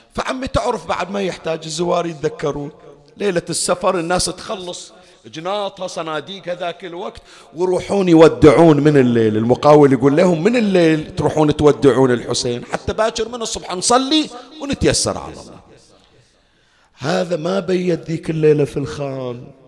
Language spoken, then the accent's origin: Arabic; Bahrain; عندنا بالبحرين